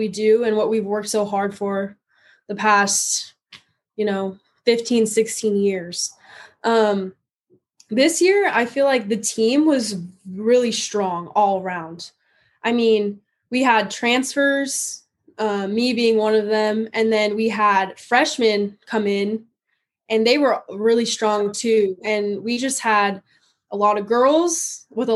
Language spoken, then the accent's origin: English; San Diego, California, United States; moved away as an adult; also born or lived in West Texas; now in Texas, United States; I'm born and raised in San Diego, California